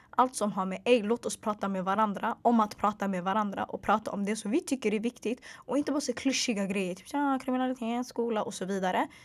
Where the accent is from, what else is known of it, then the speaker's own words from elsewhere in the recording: Stockholm, Stockholm County, Sweden; also born or lived in Hagsätra / Bredäng; Så jag är född och uppvuxen i Sverige, född och uppvuxen i Stockholms södra förorter